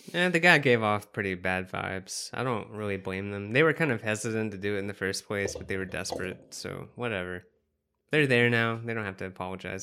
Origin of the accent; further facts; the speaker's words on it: the South, United States; accent: some southernness; I'm from the South also